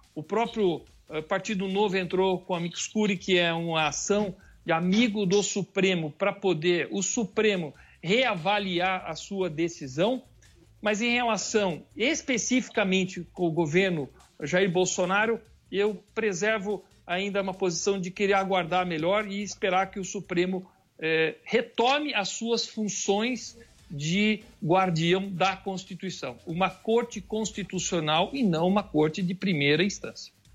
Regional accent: Campinas, São Paulo, Brazil; eu fui um grande organizador de movimentos aqui na cidade de Campinas, onde sou natural de Campinas.

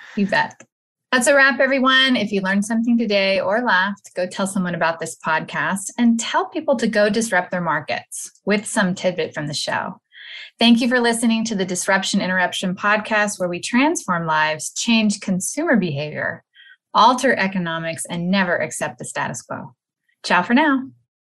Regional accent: Texas, United States; I am from Texas

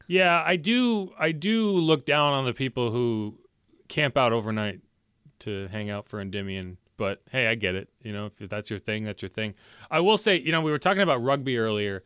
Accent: Connecticut, United States; moved away; I was growing up in Connecticut

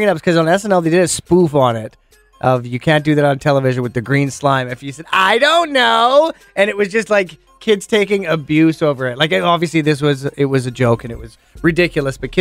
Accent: Okanagan, British Columbia, Canada; we're both from the Okanagan.

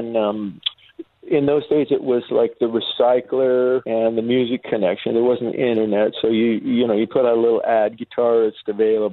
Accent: San Diego, California, United States; I grew up in La Jolla

